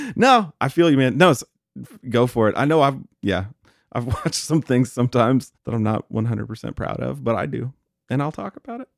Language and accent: English; Texas, United States; I'm from Texas